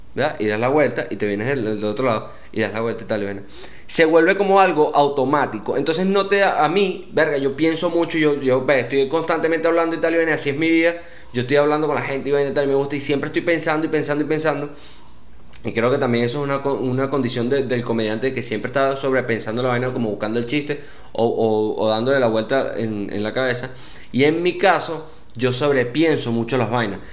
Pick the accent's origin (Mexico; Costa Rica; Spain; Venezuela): Venezuela; moved away as an adult; also born or lived in Panama / Medellín, Colombia; now in United States; Ya venía de Venezuela